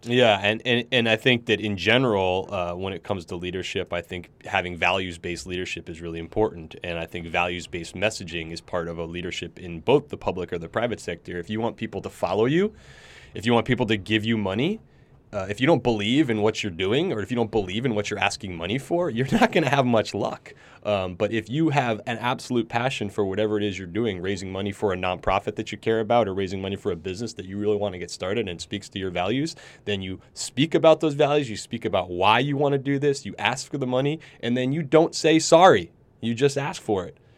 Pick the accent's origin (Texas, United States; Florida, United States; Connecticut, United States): Connecticut, United States; Ridgefield; also born or lived in New York City; we moved out of New York City when I was about ten, and we moved up to the suburbs about an hour north in a small town in, called Ridgefield, Connecticut